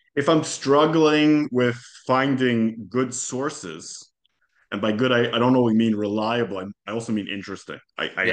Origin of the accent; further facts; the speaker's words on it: Jerusalem, Jerusalem District, Israel; first language Hebrew; English is a second language; moved away as an adult; also born or lived in Calgary, Canada; now in Hollywood, United States; I grew up in Jerusalem, mm-hmm. born and raised